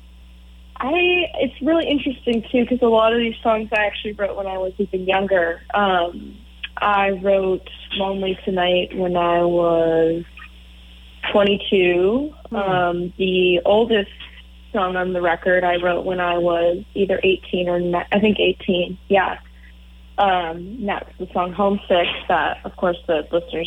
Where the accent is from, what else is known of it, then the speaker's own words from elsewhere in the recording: Morrison, Colorado, United States; moved away; I'm from Morrison, Colorado originally, which is where Red Rocks Amphitheater is